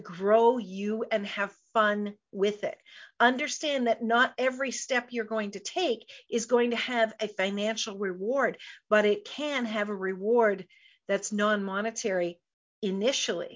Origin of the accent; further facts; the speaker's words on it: Canada; I'm a Canadian girl